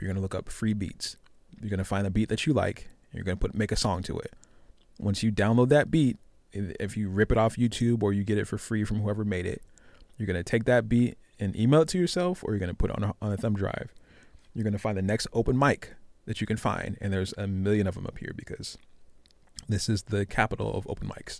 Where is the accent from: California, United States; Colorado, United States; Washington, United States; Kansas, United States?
Washington, United States; Tacoma; I'm from the heart of Tacoma. I'm from Hilltop.